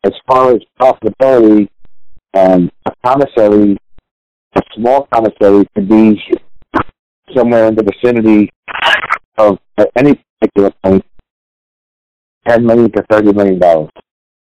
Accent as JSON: {"language": "English", "town": "New York City", "region": "New York", "country": "United States", "tie": "born or raised there", "said": "I grew up in the Bronx. So the fire hydrant was my pool"}